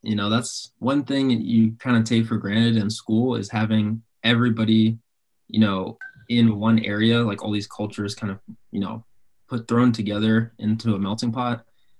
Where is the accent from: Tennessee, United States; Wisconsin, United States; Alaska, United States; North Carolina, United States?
North Carolina, United States; also born or lived in Odessa, Ukraine; I'm from North Carolina. Kind of grew up there for the majority of my life. I'm actually Ukrainian, but I don't speak Ukrainian as like a primary language.